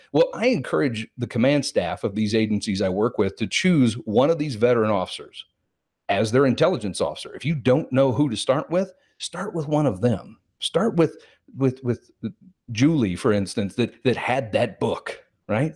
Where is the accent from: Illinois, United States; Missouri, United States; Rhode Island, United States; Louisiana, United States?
Missouri, United States; Kansas City; I was born and raised in Kansas City, Missouri